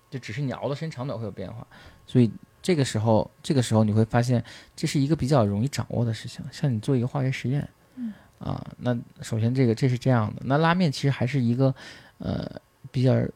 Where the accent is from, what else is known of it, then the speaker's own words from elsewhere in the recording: China; 对于我们中国人来讲